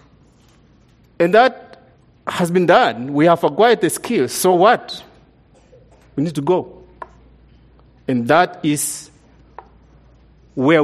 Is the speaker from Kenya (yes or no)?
yes; Kenya; moved away as an adult; now in United States; we came from Kenya, we came from a very different culture compared to the culture we came